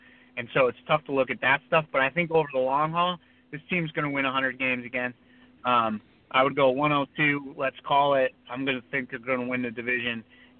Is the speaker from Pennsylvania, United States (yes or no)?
yes; Pennsylvania, United States; I'm from Pennsylvania